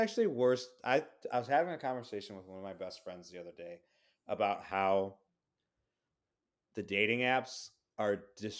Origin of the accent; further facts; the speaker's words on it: Brazil; I'm being from Brazil